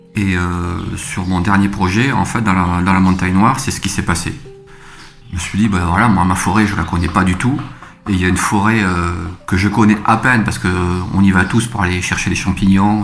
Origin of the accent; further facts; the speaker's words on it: Toulouse, Occitania, France; je suis originaire de la région toulousaine. Euh, j'ai grandi en cité au Mirail et j'ai fait les beaux-arts euh, à Toulouse